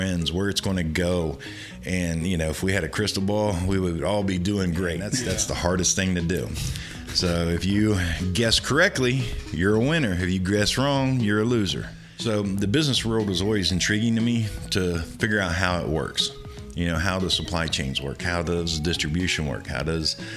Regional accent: Columbus, Ohio, United States; moved away as an adult; now in Florida, United States; I was actually born and raised in Central Ohio around Columbus.

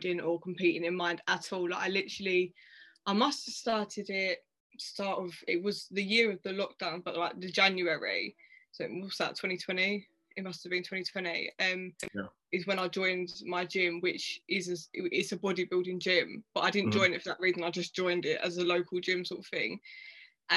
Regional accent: Dartford, South East England, United Kingdom; I'm from Dartford, which is in Kent

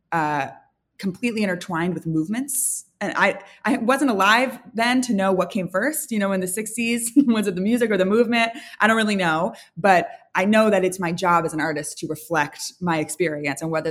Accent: San Francisco, California, United States; now in Los Angeles, United States; I'm from San Francisco

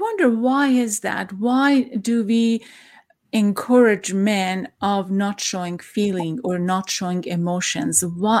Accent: Iran; I'm from Iran, and I know that I'm coming from a patriarchal society

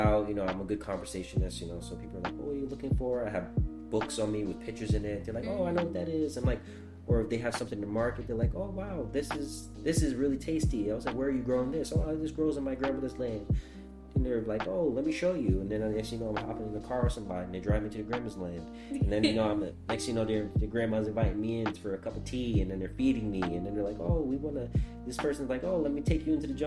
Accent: New York, United States; growing up in New York

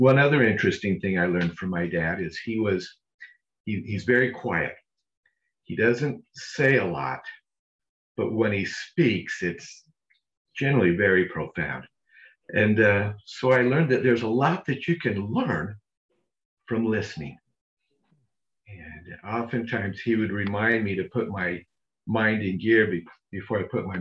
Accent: Las Vegas, Nevada, United States; now in Orem, United States; I was raised, born and raised in Las Vegas, of all places.

